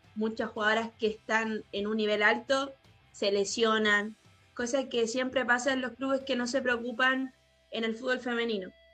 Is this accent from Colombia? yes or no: no; Chile; moved away as an adult; also born or lived in Antofagasta, Chile; now in Argentina; somos poquitas chilenas